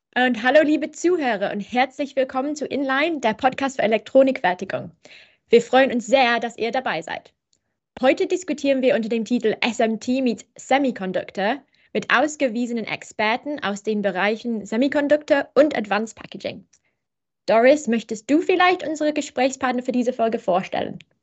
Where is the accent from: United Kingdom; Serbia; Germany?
United Kingdom; England; German is a second language; wie ihr merkt, bin ich Engländerin